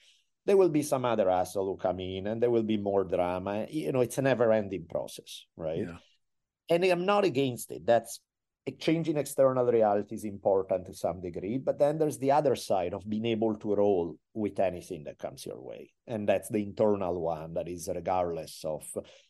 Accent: Italy; And again, I'm from Italy.

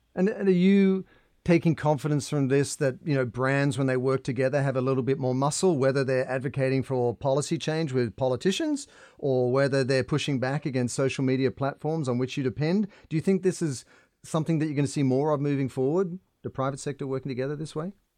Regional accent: Australia; I grew up in Australia in the water

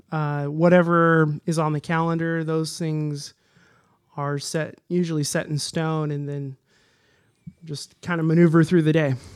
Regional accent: Lodi, California, United States; also born or lived in Modesto; now in Woodland, United States; I grew up in Lodi

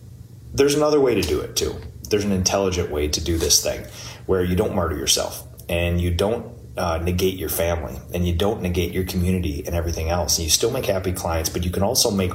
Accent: New Prague, Minnesota, United States; I was born 1982 in New Prague, Minnesota, the place that I live right now. I've born and raised my entire life here

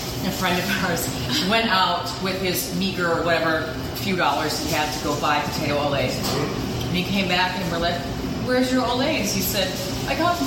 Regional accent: North Dakota, United States; now in Minnesota, United States; I grew up in North Dakota, but I've lived in Minnesota now more longer than I did

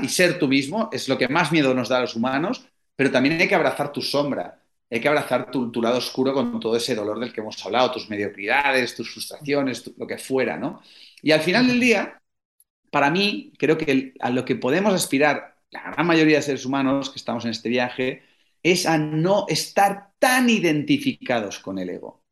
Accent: Spain; en España somos súper toscos y rancios y duros

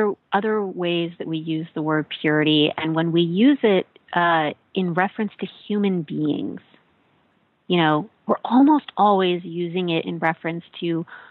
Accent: Midwest, United States; moved away; I grew up in the Midwest in a white American evangelical church

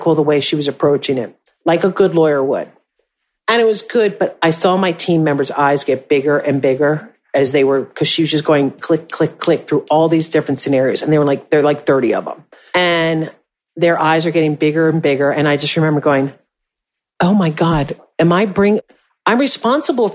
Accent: Michigan, United States; So I am from Michigan

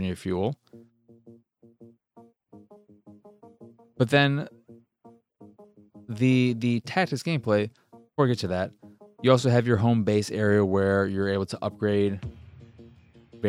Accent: United States; I'm an American

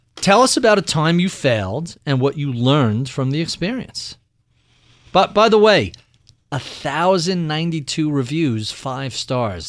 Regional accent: New York, United States; as a New Yorker

